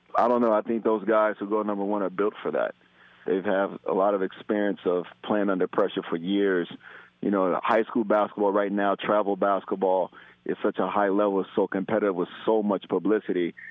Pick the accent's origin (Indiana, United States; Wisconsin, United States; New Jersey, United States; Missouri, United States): Missouri, United States; Kansas City; Ty and I grew up in Kansas City